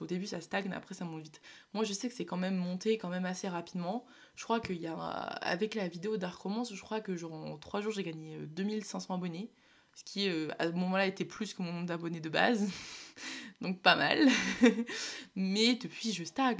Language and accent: French; Nord, Hauts-de-France, France; je viens du Nord